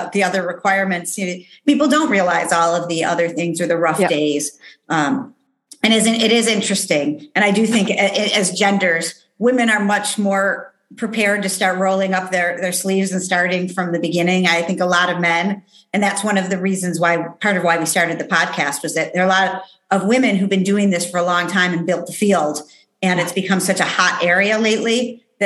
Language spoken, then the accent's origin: English; United States; moved away as an adult; also born or lived in Switzerland; being an American woman